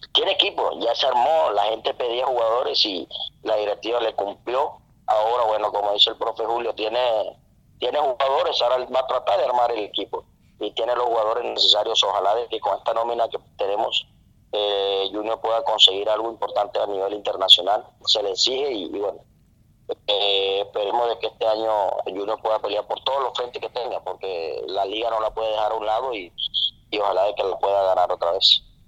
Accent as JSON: {"language": "Spanish", "area": "a municipality near Barranquilla", "region": "Atlántico", "country": "Colombia", "said": "yo soy de, de Atlántico, un municipio cerca aquí a Barranquilla"}